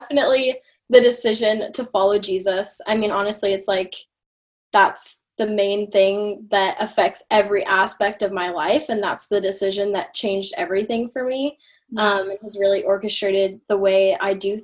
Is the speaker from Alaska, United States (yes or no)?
no; Yorba Linda, California, United States; I'm from Yorba Linda, California